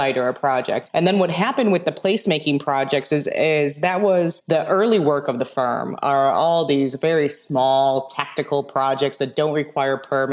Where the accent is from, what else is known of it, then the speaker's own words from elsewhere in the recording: Chicago, Illinois, United States; I'm a Chicagoan anyway. So I was born in the city